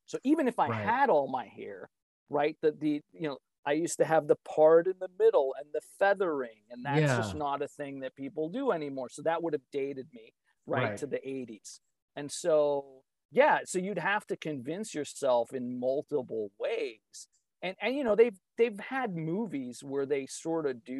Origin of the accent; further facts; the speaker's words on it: East Coast, United States; moved away as an adult; now in Midwest, United States; I grew up on the East Coast, but now I live in the Midwest. I've been here for 25 years